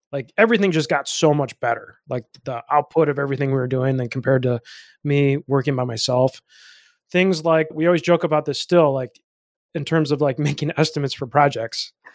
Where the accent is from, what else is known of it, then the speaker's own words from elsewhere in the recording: Chicago, Illinois, United States; I'm from Illinois. I'm from the Chicago area